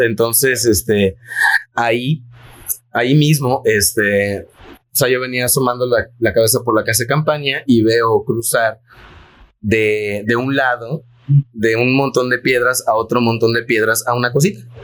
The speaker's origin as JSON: {"language": "Spanish", "region": "Yucatán", "country": "Mexico", "said": "la creencia que tenemos como yucatecos"}